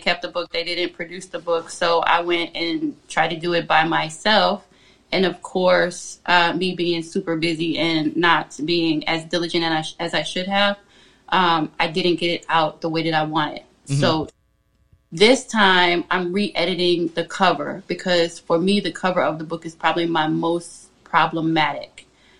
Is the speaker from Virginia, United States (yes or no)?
yes; Virginia, United States; It is the country. I am south of Richmond.